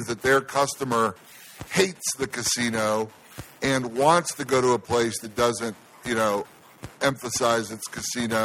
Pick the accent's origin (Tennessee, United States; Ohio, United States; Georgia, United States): Ohio, United States; now in Las Vegas, United States; my home state of Ohio